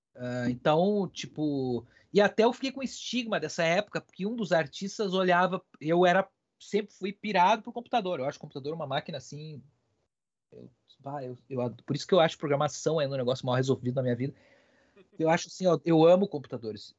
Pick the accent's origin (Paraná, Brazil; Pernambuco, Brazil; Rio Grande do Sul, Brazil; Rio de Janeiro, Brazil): Rio Grande do Sul, Brazil; Ibirubá; moved away; eu sou do interior, né, do Rio Grande do Sul, sou de Ibirubá, que é uma cidade bem pequenininha lá